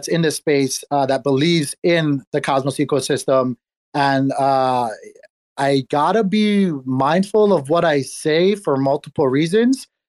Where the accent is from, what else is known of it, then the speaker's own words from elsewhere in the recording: Hawaii, United States; I was born and raised in Hawaii.